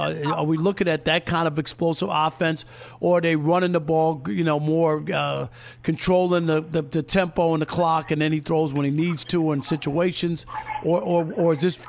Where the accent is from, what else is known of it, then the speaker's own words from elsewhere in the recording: Jamaica, Queens, New York, United States; Now, Zach, I grew up in New York. I'm from Jamaica, Queens, and I grew up as a Jets fan and went to Shea Stadium and all